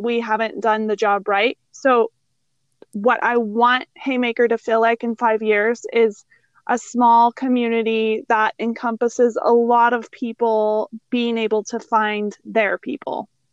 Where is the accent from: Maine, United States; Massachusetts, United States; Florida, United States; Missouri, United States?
Missouri, United States; born or raised there